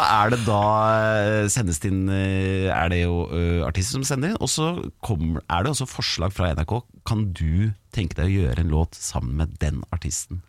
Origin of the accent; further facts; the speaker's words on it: Hamar, Innlandet, Norway; jeg er jo fra Hamar, så jeg heier på HamKam